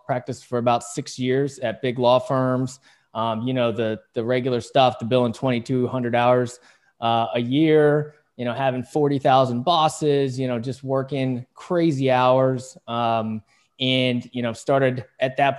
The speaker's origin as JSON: {"language": "English", "region": "West Virginia", "country": "United States", "tie": "born or raised there", "also_born_or_lived": "South Korea", "said": "I was born in South Korea, and then I got adopted by two of the greatest folks in the world in a small, well, the smallest of small towns in Waitstown, West Virginia"}